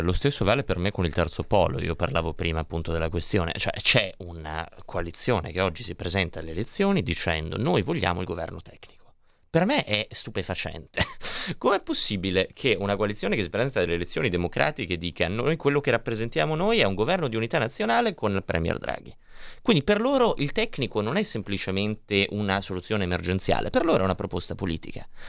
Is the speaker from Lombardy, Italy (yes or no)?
yes; Milan, Lombardy, Italy; Noi che siamo di Milano